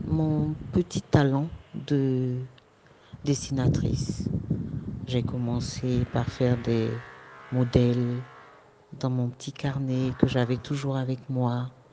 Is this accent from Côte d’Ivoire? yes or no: yes; Côte d’Ivoire; de chez nous en Côte d'Ivoire